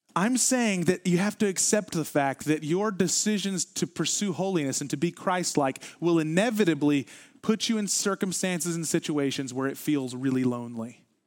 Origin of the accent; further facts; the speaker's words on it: the South, United States; I grew up in the South.